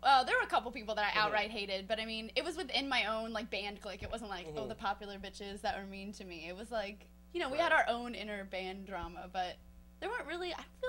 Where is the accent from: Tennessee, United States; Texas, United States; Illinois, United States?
Texas, United States; Lake Travis; I went to high school right outside of Austin in Lake Travis.